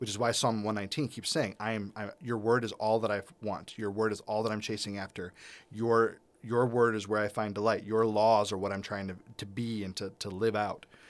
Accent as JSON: {"language": "English", "country": "United States", "said": "a white thirty-eight-year-old American who's never really lived outside of America"}